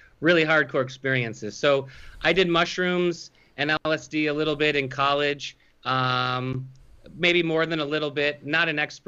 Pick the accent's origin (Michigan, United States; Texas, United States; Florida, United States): Michigan, United States; Grosse Pointe Park; from Grosse Pointe Park originally. My parents still live in the Grosse Pointe area